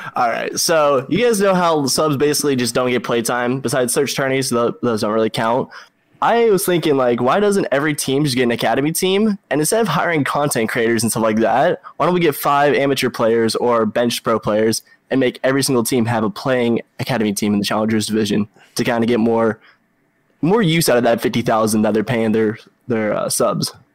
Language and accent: English; Washington, United States; I'm from Washington State out here